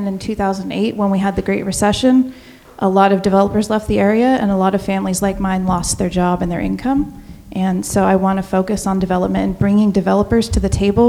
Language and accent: English; Brookings, Oregon, United States; also born or lived in Jackson County, Oregon; I am from Brookings